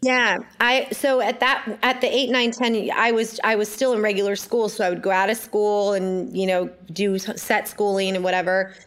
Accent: Ojai, California, United States; I was born in Ojai, California

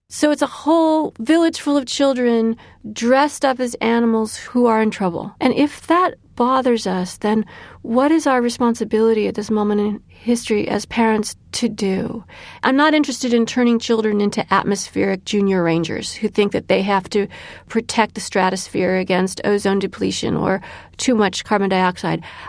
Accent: Illinois, United States; my home state of Illinois

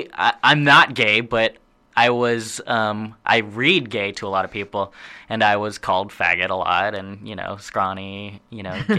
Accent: Austin, Texas, United States; also born or lived in Portland, United States; But growing up everywhere else, like we grew up in Austin, Texas and mm-hmm. Portland, Oregon.

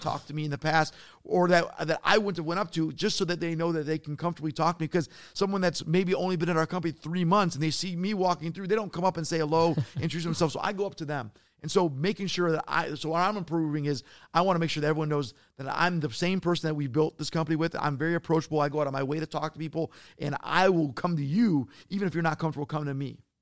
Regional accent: Detroit, Michigan, United States; I'm from Detroit

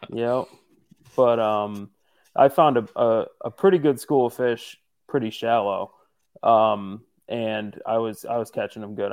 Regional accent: northeastern Pennsylvania, United States; I'm from Pennsylvania, northeastern Pennsylvania specifically

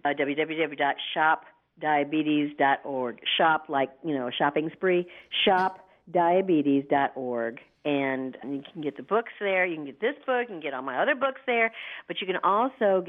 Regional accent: the South, United States; I'm from the South

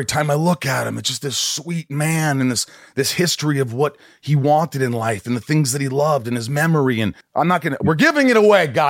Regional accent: Indiana, United States; I grew up in Indiana from the ages of 8 on.

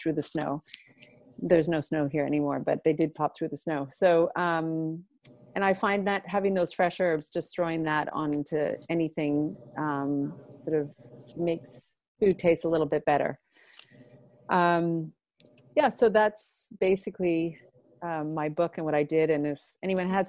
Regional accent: Montreal, Quebec, Canada; also born or lived in Maine; I'm actually from Montreal

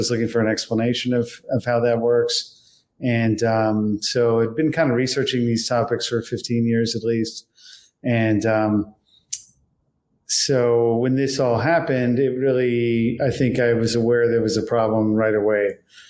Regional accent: Washington, District of Columbia, United States; I'm from Washington, D.C. So growing up around the problem

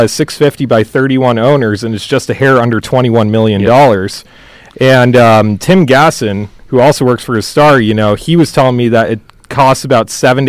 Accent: Phoenix, Arizona, United States; I grew up playing hockey in the Phoenix area

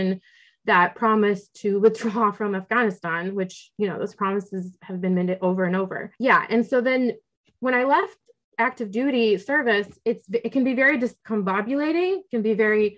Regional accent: Oklahoma, United States; also born or lived in Russia; when I did move to the United States, I grew up in Oklahoma in a military family

